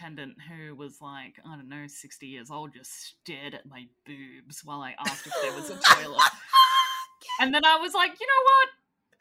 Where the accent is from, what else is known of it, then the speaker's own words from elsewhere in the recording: Australia; my family was put on a fucking prison ship by those motherfuckers and sent to Australia